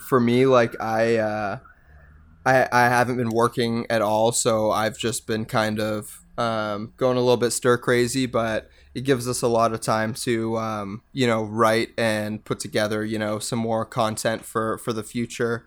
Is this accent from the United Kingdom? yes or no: no; Mississauga, Ontario, Canada; also born or lived in United States; now in Hamilton, Canada; I grew up in Mississauga.